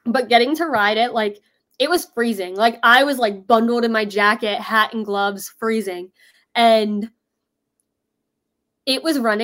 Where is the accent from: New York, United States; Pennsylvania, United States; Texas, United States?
Pennsylvania, United States; Philadelphia; I am from Philadelphia area